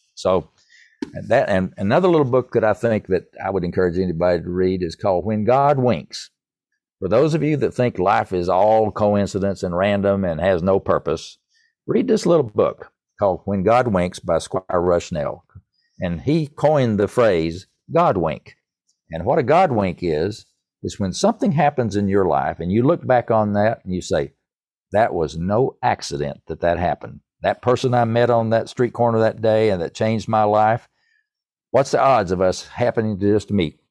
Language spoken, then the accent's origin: English; East Tennessee, United States; accent: East Tennessee; my East Tennessee accent